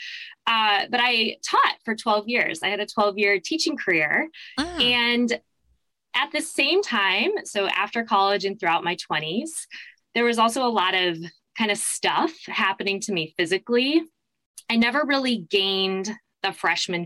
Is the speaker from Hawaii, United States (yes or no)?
no; Mesa, Arizona, United States; moved away as an adult; also born or lived in New York City; I was born and raised in Mesa, Arizona